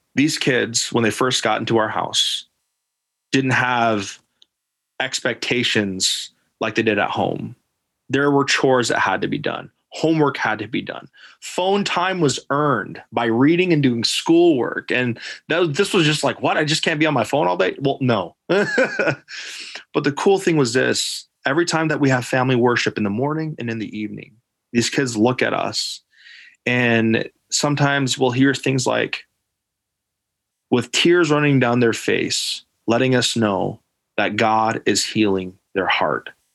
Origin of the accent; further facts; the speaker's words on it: Alaska, United States; moved away as an adult; I'm Native Alaskan. I was again coming from Alaska